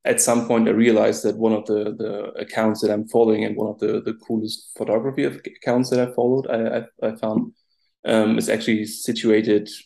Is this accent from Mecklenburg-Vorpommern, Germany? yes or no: yes; Rostock, Mecklenburg-Vorpommern, Germany; I'm from Rostock, it's called. So it's from the northeast of the country, situated directly at the Baltic Sea